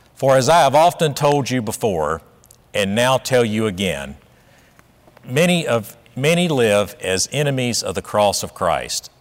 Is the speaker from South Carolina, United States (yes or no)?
yes; South Carolina, United States; I grew up in South Carolina in the nineteen sixties